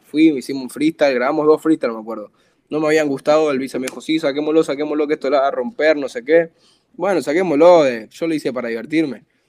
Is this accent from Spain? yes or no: no; Buenos Aires, Argentina; yo soy del barrio La Boca, yo soy muy fiel a mi barrio, a mi tierra